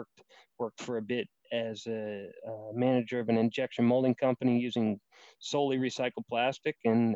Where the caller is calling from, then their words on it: Hebron, Kentucky, United States; Dialing in from beautiful Hebron, Kentucky, which is right outside of Cincinnati, Ohio, in the US of A.